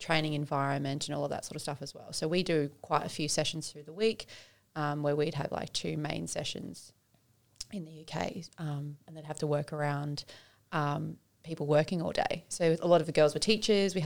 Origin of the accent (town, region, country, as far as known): New South Wales, Australia